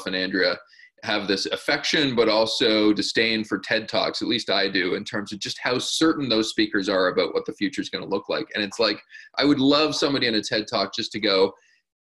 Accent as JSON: {"language": "English", "country": "Canada", "said": "as a Canadian"}